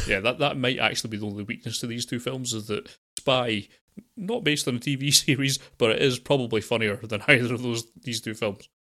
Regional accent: United Kingdom; being British

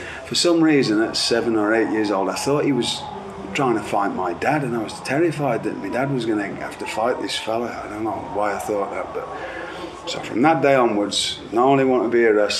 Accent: a village in Staffordshire, West Midlands, United Kingdom; I'm not from Blackpool, I'm from a little village called Cotswold in Staffordshire. My local wrestling hall was Wolverhampton Civic Hall

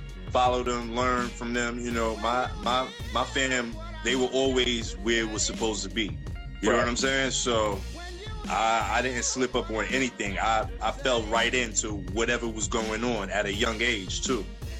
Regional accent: New York City, New York, United States; also born or lived in Staten Island; I grew up in Brooklyn, like I said before, you know, Eastern Parkway, Flatbush, Crown Heights, Bed-Stuy, all over Brooklyn.

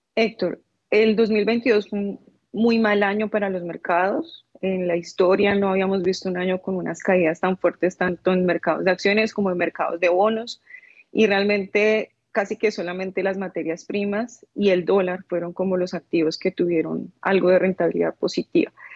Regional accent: Colombia; soy colombiana

